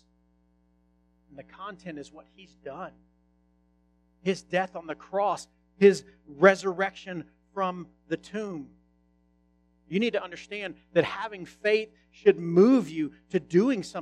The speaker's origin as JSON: {"language": "English", "country": "United States"}